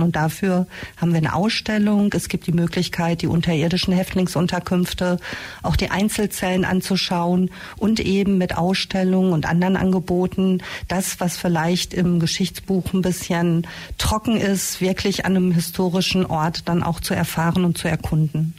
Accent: Castrop-Rauxel, North Rhine-Westphalia, Germany; now in Ulm, Germany; ich komme ursprünglich aus dem Ruhrgebiet, äh, aus dem naja, namentlich bekannten Castro Brauxel

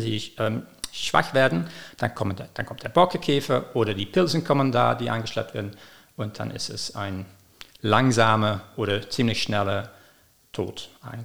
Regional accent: Belgium; moved away as an adult; also born or lived in London, United Kingdom; now in Ulm, Germany; ich komme aus Belgien. Ich habe da studiert

